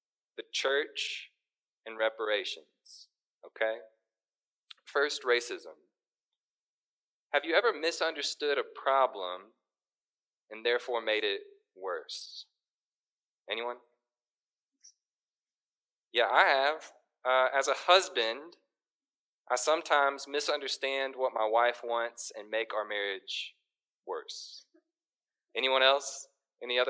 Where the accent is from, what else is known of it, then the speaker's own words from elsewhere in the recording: Little Rock, Arkansas, United States; now in Northwest Arkansas, United States; I was born and raised in Little Rock, and I came to Northwest Arkansas for college and stayed.